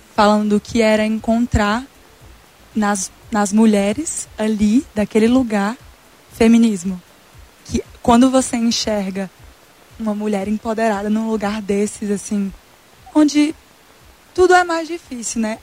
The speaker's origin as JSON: {"language": "Portuguese", "region": "interior of Tocantins", "country": "Brazil", "moved": "yes", "said": "a gente é do interior do Tocantins"}